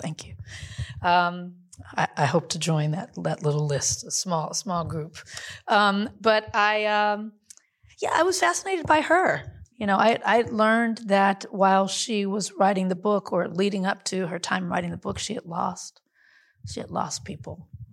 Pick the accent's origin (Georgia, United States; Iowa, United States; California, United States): California, United States; Compton; I grew up in Compton